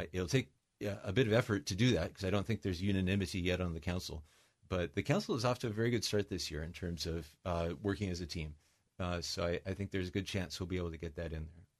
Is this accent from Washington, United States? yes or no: yes; Mercer Island, Washington, United States; also born or lived in Seattle; I grew up in, uh, here on Mercer Island, as you know, I was born in Seattle